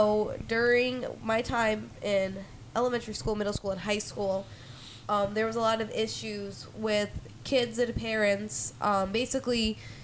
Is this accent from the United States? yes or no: yes; Naperville, Illinois, United States; born or raised there